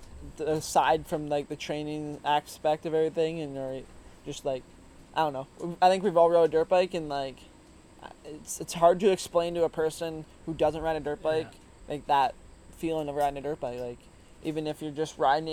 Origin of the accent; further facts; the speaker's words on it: Woodstock, Ontario, Canada; also born or lived in Simcoe, Ontario; I grew up in Woodstock, which is, like, the town you pull off of when you're heading to Gopher from the 401